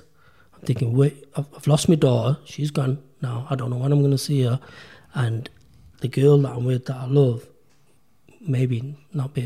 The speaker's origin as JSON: {"language": "English", "country": "United Kingdom", "tie": "born or raised there", "said": "I'm a British-born Pakistani"}